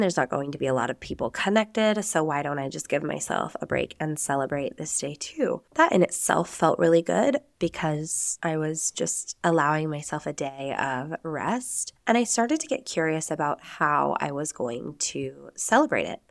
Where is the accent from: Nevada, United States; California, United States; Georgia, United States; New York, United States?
Nevada, United States; moved away as an adult; now in Spain; I am an American. I am from the United States, from the beautiful sagebrush-filled state of Nevada